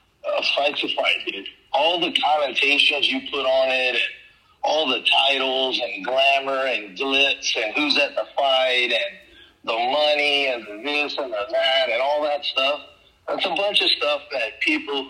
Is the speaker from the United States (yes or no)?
yes; Louisiana, United States; growing up in Louisiana is hard. It's a tough area to come from